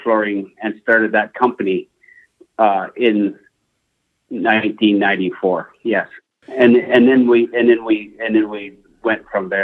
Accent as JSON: {"language": "English", "region": "New Brunswick", "country": "Canada", "tie": "born or raised there", "moved": "as an adult", "lives_now": "Calgary, Canada", "said": "I was raised in New Brunswick"}